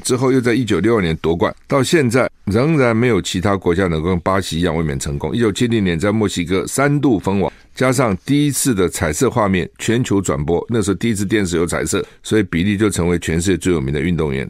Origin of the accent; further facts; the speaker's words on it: Taiwan; 我们台湾人哈染疫的不多